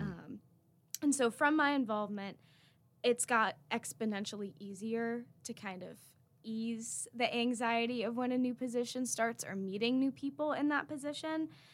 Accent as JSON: {"language": "English", "town": "Raleigh", "region": "North Carolina", "country": "United States", "said": "I'm from Raleigh, North Carolina."}